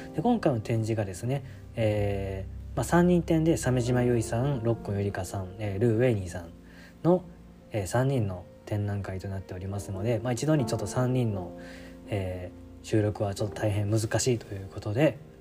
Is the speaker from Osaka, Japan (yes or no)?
yes; Osaka, Japan; moved away as an adult; also born or lived in Kyoto; 僕も出身大阪なんで